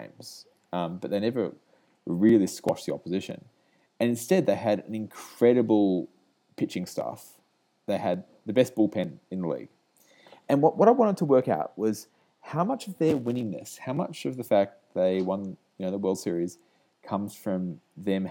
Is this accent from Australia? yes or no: yes; Australia; moved away as an adult; now in United States; I'm Australian, as you could probably work out, and I moved over here about 15 months ago